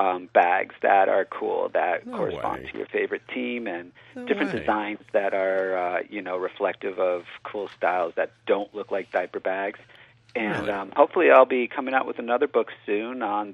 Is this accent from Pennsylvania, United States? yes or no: yes; Pennsylvania, United States; I grew up in Pennsylvania